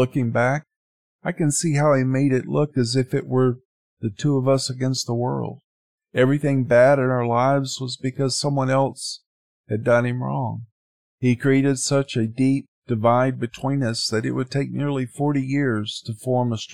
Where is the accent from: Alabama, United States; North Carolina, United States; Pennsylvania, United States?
Alabama, United States; Sylacauga; moved away; also born or lived in Jacksonville, Florida / Panama City, Florida; That was my hometown and where my grandparents and most of my other family still lived at that time.